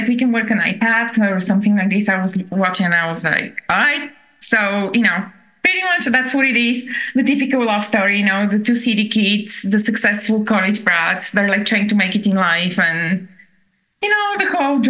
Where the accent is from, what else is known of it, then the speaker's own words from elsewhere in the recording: Bulgaria; accent: thick Bulgarian; now in Denver, United States; My thick Bulgarian accent is here.